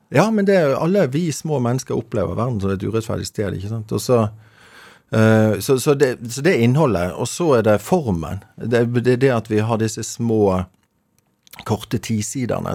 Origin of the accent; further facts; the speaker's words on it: Bergen, Vestland, Norway; accent: Bergen dialect; now in Oslo, Norway; Nå er vi i, som du hører av dialekten, Bergen. Rett syd for Bergen. Mm. Ehm, i dag det, det, det som var en selvstendig kommune som het eh, Fana. Så ehm, jeg vokste opp på Midtun